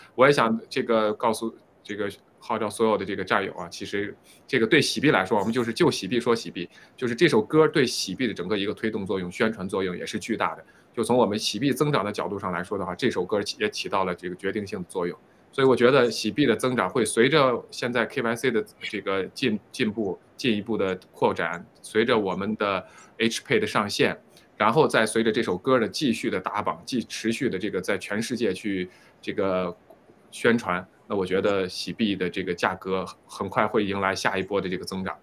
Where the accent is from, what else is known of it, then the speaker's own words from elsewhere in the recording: China; 作为中国人